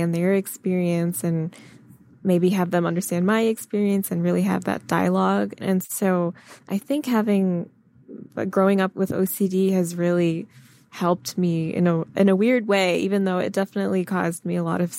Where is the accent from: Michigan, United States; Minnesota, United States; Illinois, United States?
Michigan, United States; I grew up in Michigan